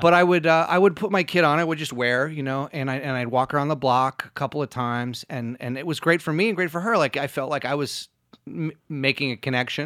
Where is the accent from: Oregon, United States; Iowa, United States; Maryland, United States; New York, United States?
New York, United States; New York City; also born or lived in Rhode Island; I was born in Rhode Island, and I moved to New York when I was about seven